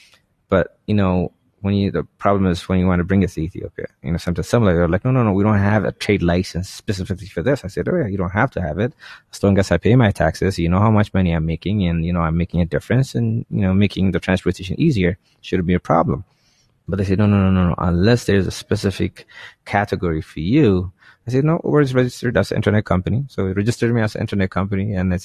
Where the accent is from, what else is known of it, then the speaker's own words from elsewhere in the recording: United States; I said, no, I grew up in the States and I have nothing.